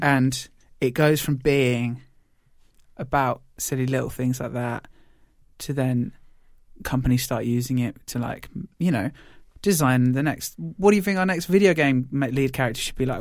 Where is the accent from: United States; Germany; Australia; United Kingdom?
United Kingdom; we're British